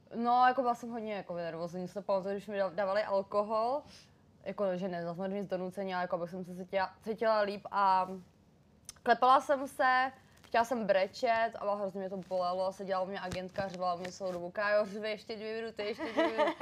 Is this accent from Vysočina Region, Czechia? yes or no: no; Příbram, Central Bohemian Region, Czechia; moved away as an adult; now in Prague, Czech Republic; já pocházím z Příbramy